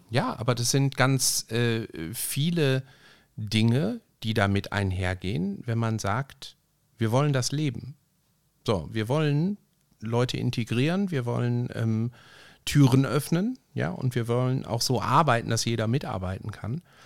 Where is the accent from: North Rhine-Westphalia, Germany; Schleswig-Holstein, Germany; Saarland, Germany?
North Rhine-Westphalia, Germany; Ruhr area; wie man bei uns im Ruhrgebiet sagt